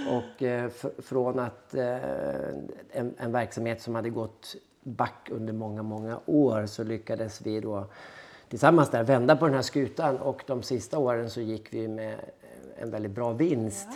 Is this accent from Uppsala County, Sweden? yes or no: no; Härnösand, Västernorrland County, Sweden; moved away as an adult; now in Gothenburg, Sweden; jag är född i Härnösand i Norrland